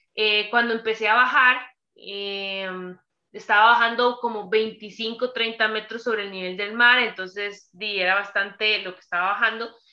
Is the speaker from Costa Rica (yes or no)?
yes; Costa Rica; soy tica de Costa Rica